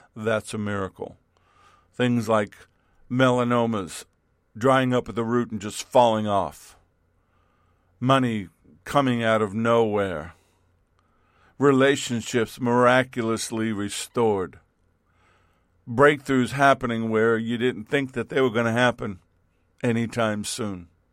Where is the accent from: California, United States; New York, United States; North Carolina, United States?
New York, United States; I grew up in New York as a New York Yankee base, baseball fan.